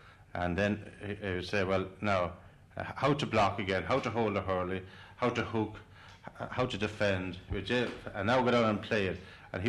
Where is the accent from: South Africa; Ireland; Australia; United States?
Ireland; Waterford, Munster; I was brought up on Ferrybank, which is a kind of a Polish corridor of hurling.